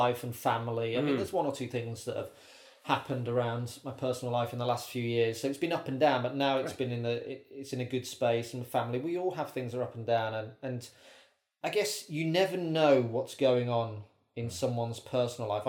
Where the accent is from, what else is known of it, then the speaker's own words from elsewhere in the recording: Birmingham, West Midlands, United Kingdom; moved away as an adult; also born or lived in Bristol; now in London, United Kingdom; I was at university in Bristol, but I lived in Birmingham. I was born in Birmingham.